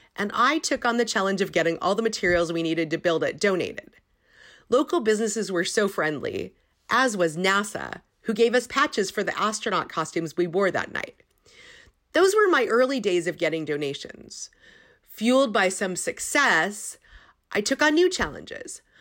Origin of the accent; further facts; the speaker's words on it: Silicon Valley, California, United States; I grew up in Silicon Valley